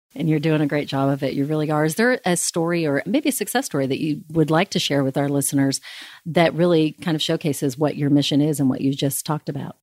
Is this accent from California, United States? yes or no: yes; California, United States; now in Midland, United States; growing up in California